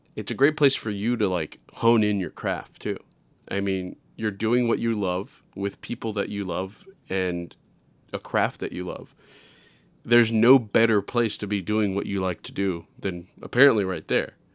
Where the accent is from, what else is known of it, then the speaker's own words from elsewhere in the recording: New York City, New York, United States; I'm from New York City